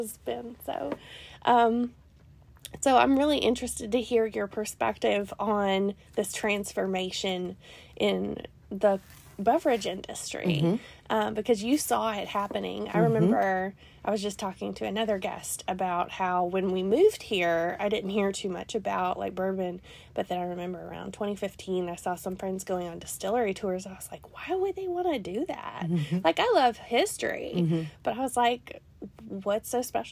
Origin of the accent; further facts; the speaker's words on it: Tennessee, United States; moved away as an adult; now in Louisville, United States; I'm from Tennessee